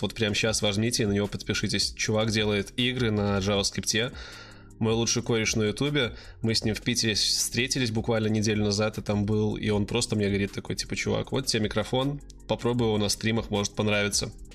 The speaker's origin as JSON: {"language": "Russian", "country": "Belarus", "said": "Я из Беларуси"}